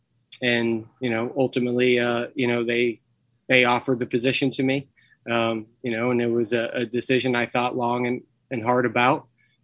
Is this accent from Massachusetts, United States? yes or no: yes; Worcester, Massachusetts, United States; I'm from Worcester. I was born in Worcester. I still live in Worcester. I actually live probably about 60 seconds from Gaskell Field, our home field.